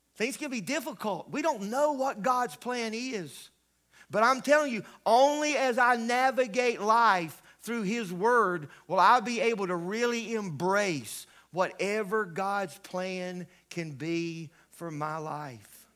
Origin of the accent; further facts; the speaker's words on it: Pickens, South Carolina, United States; I grew up in the Greenville area, Pickens, a little small town I grew up in.